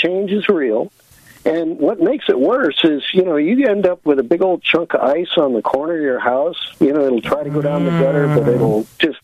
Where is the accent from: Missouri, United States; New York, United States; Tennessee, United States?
Missouri, United States; St. Louis; also born or lived in Illinois; I was brought up in St. Louis